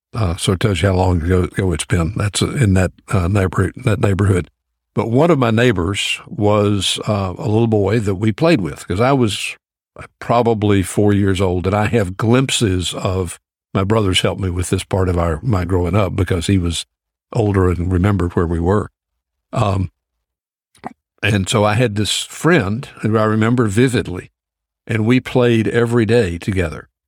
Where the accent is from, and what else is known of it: Greensboro, North Carolina, United States; born or raised there; also born or lived in Georgia